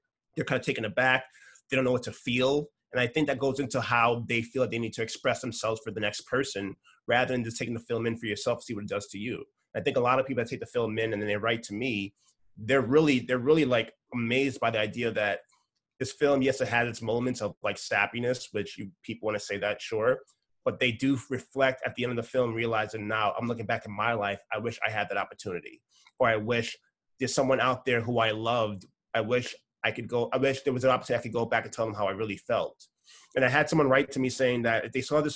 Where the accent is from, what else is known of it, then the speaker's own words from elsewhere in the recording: New York City, New York, United States; my parents are Nigerian and I grew up in a Nigerian household, born in New York City